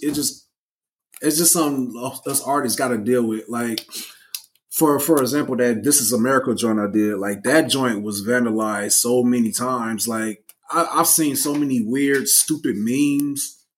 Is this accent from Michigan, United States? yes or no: yes; Flint, Michigan, United States; moved away as an adult; also born or lived in Minnesota; now in Texas, United States; I was literally born in Minnesota and then moved to Michigan. And then I was raised in Flint until I graduated and then moved to Texas